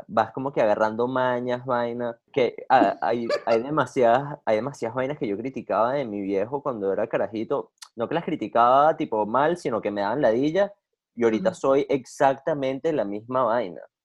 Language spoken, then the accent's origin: Spanish; Venezuela; now in United States; yo, yo soy venezolano